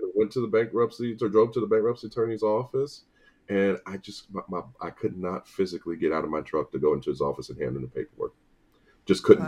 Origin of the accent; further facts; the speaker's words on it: St. Louis, Missouri, United States; moved away as an adult; also born or lived in Tallahassee, Florida; now in Atlanta, United States; I'm born and raised in St. Louis